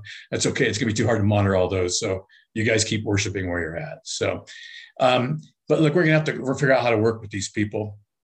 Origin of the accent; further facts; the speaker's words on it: Los Angeles, California, United States; moved away as an adult; I grew up in Los Angeles in pretty sketchy circumstances after a broken family